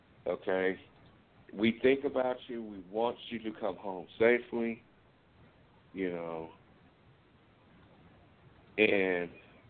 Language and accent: English; Lubbock, Texas, United States; born there; I was born in Lubbock. That's where my mom's from.